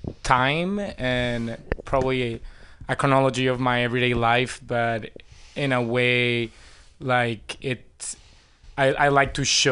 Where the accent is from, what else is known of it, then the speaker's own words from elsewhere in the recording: Venezuela; English is a second language; moved away as an adult; also born or lived in New York; now in San Francisco, United States; I'm originally from Venezuela